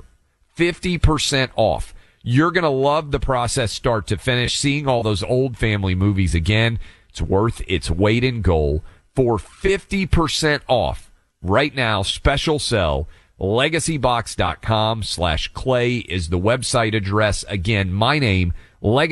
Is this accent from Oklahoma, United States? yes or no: no; Nashville, Tennessee, United States; I'm from Nashville